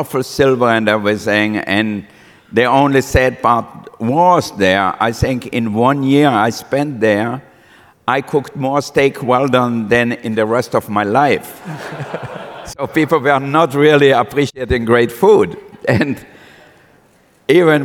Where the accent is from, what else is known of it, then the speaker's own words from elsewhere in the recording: Austria; moved away as an adult; also born or lived in Villach, Austria / France / Monaco; now in United States; I was born in Austria, and I had a very difficult childhood.